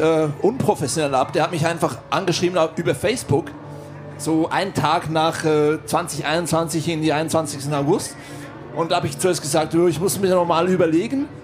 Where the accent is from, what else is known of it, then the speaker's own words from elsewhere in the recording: Switzerland; Ich bin aus der Schweiz